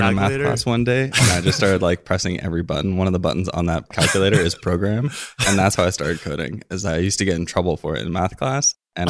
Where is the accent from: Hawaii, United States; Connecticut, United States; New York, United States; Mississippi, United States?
Hawaii, United States; I grew up in Hawaii